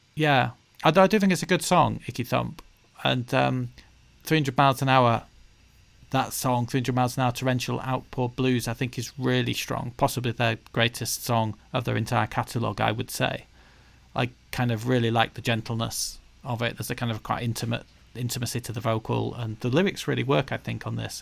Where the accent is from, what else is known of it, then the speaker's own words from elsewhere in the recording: the north of England, United Kingdom; being Northern English people ourselves